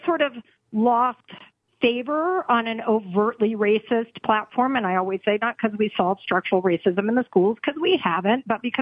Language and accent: English; Texas, United States; as a Texan